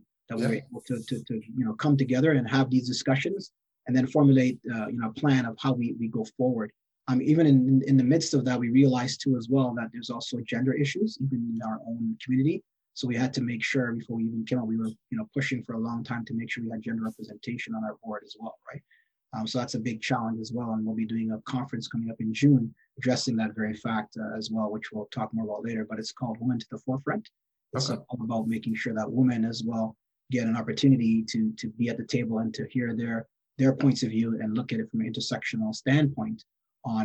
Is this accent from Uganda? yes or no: no; Canada; For far too long, many of us don't consider or think or other communities know us to be Canadian, but we are. We have a long history of being Canadian in this country, all parts across the country.